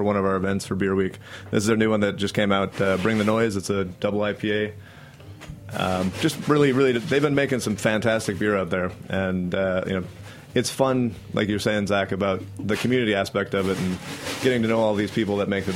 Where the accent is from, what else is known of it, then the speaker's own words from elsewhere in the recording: Canada; now in New York, United States; I'm Canadian